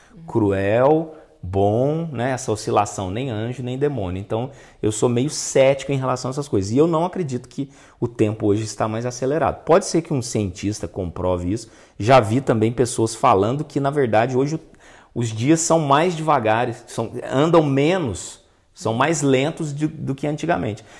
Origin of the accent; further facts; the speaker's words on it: Itajubá, Minas Gerais, Brazil; na minha infância, lá em Itajubá